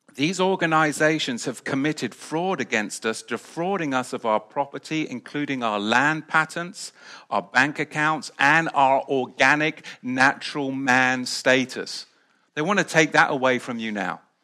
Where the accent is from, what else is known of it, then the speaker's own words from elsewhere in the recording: England, United Kingdom; moved away as an adult; now in United States; I was back in the U K